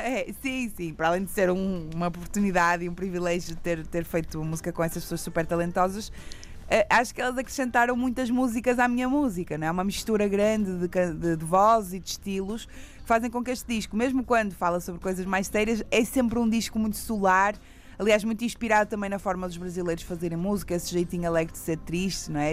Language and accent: Portuguese; Porto, Norte, Portugal; accent: pronúncia do Norte; no Porto, que é a minha terra